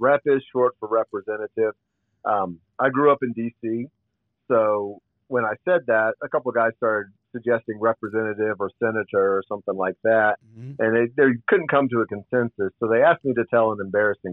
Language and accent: English; Northern Virginia, United States; I grew up in Northern Virginia, just south of D.C. Was born and raised there.